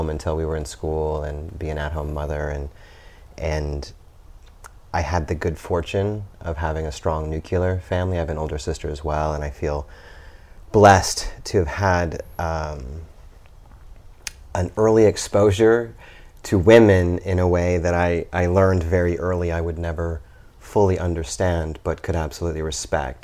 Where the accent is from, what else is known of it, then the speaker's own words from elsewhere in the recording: Lincoln, Nebraska, United States; I was born and raised in Lincoln, Nebraska